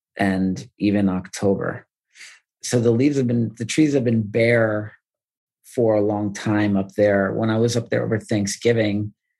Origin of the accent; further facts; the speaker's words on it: Wilmington, New York, United States; moved away as an adult; also born or lived in Washington, D.C.; I grew up in the Adirondack State Park in a town called Wilmington, New York